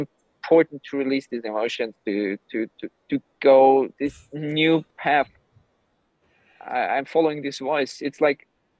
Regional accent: Gran Canaria, Canary Islands, Spain; also born or lived in Austria; now in Cyprus; Austria was never my home. Even I was born there. I grew up in Gran Canaria and Spain, half Croatian

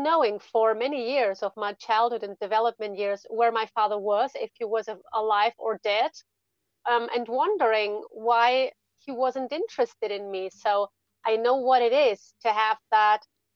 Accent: Spain; English is a second language; also born or lived in Germany; I was born in Germany. My family is actually German, But when I was three, my mom moved with me to Spain. So I spent most of my life in Spain, actually

